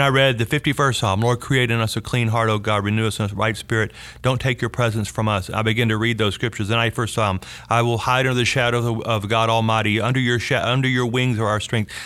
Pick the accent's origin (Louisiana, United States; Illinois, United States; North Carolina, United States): Louisiana, United States; North; moved away as an adult; also born or lived in Shreveport / Dallas-Fort Worth; I grew up in North Louisiana